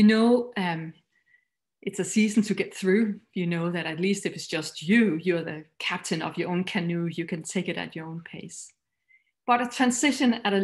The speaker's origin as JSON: {"language": "English", "country": "Denmark", "second_language": "English", "said": "You might find my accent a little funny, but I am Danish"}